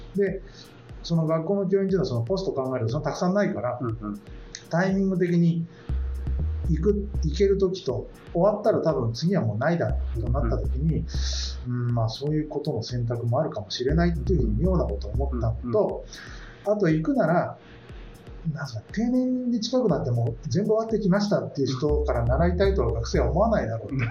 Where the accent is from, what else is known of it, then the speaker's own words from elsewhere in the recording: Kanazawa, Ishikawa, Japan; moved away; 僕は金沢出身だったので、いつかは自分の実家というか金沢に戻りたいというのがあったんです